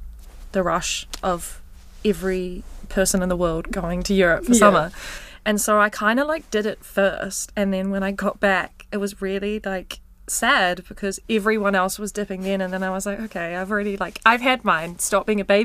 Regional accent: Christchurch, Canterbury, New Zealand; I'm born and raised in Christchurch, rural as well. I'm a bit of a farm girl

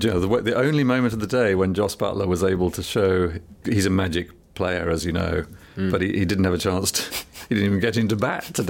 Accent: England, United Kingdom; because I'm an English cricket lover.

